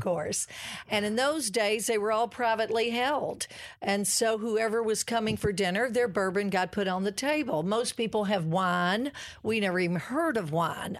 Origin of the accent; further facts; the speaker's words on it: Kentucky, United States; moved away; I'm a country girl. Oh, my gracious. I'm from the Bluegrass Go-Cats